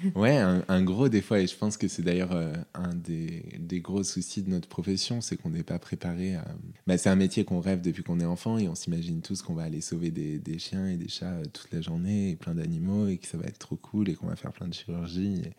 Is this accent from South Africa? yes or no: no; North Isère, Auvergne-Rhône-Alpes, France; also born or lived in Lyon; j'ai grandi dans le Nord-Isère, à une demi-heure de Lyon